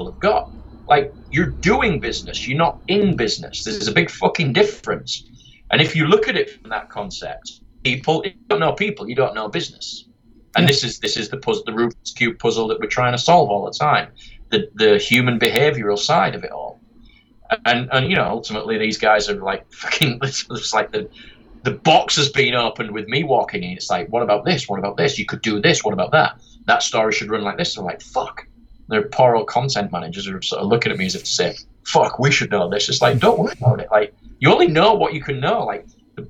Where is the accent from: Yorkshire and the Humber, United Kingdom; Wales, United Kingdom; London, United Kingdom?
Yorkshire and the Humber, United Kingdom; accent: Yorkshire; my dumb Yorkshire accent